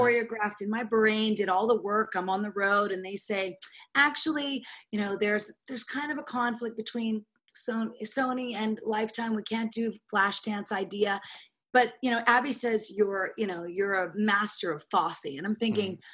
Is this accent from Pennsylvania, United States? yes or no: yes; Pittsburgh, Pennsylvania, United States; moved away; my hometown, Pittsburgh